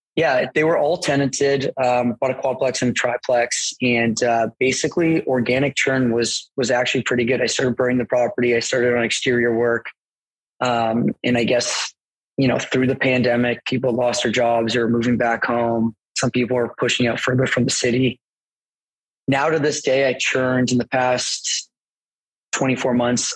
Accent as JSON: {"language": "English", "town": "Mississauga", "region": "Ontario", "country": "Canada", "tie": "born or raised there", "said": "I grew up in Port Credit, which is like South Mississauga, so it's pretty close to Oakville."}